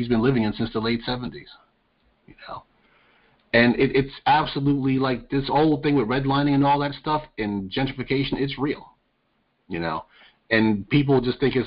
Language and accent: English; New York, United States; now in North Carolina, United States; We just have a few more Northerners in our state, including myself. I'm from New York